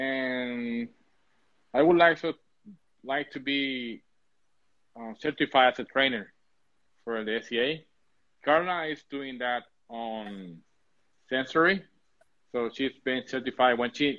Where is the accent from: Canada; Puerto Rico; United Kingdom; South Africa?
Puerto Rico; English is a second language; a Puerto Rican